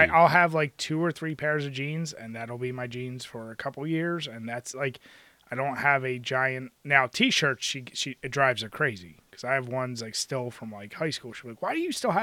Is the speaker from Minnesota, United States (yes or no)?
no; Philadelphia, Pennsylvania, United States; growing up in Philly